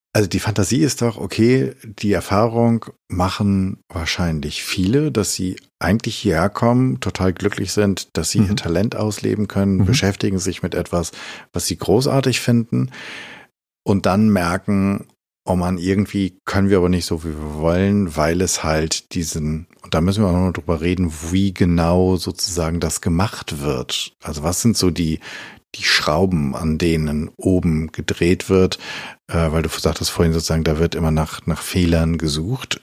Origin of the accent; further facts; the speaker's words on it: Hameln, Lower Saxony, Germany; in meinem Heimatdorf Hameln